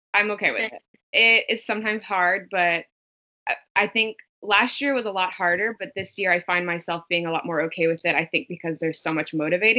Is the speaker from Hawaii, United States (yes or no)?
no; South Louisiana, United States; now in Portland, United States; I am a girl from South Louisiana living in Portland, Oregon now